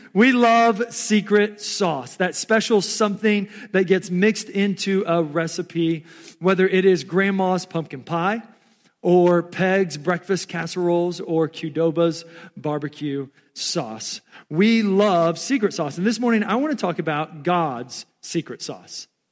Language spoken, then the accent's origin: English; Texas, United States; also born or lived in Omaha, Nebraska; now in Council Bluffs, United States; I was born and raised in Texas.